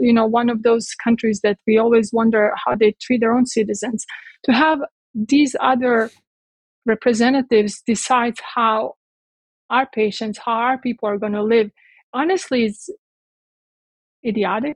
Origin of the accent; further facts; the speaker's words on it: Croatia; now in United States; I grew up in Yugoslavia, in Croatia.